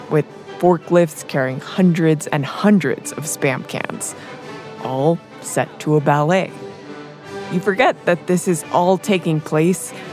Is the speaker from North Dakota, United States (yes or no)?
yes; Fargo, North Dakota, United States; Fargo, North Dakota. I'm darn proud of it, too.